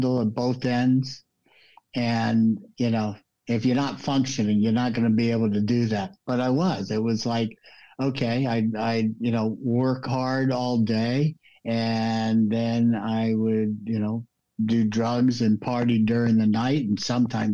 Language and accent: English; Los Angeles, California, United States; moved away as an adult; also born or lived in New York; now in Florida, United States; When I was 8 years old, we moved out to LA. And, I would say LA is my home